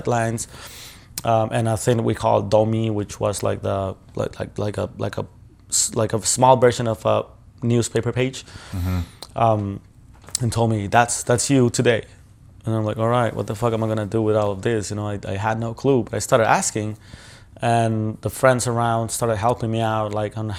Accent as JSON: {"language": "English", "town": "Ciudad Juárez", "region": "Chihuahua", "country": "Mexico", "tie": "born or raised there", "said": "I grew up in Juarez. I was born in Ciudad"}